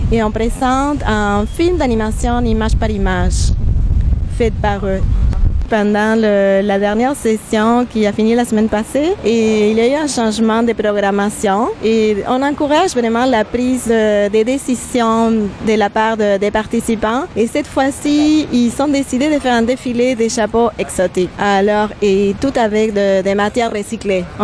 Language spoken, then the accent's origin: French; Buenos Aires, Argentina; moved away as an adult; Et je suis originaire de l'Argentine, de Buenos Aires, et euh, je suis psychologue de formation.